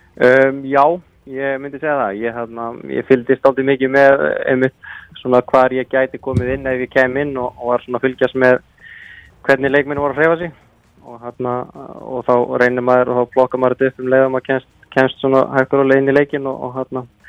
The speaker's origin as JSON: {"language": "Icelandic", "town": "Reykjanesbær", "region": "Southern Peninsula", "country": "Iceland", "also_born_or_lived": "Njarðvík / Keflavík", "said": "ég er úr Reykjanesbæði og, og býi í Njarvík"}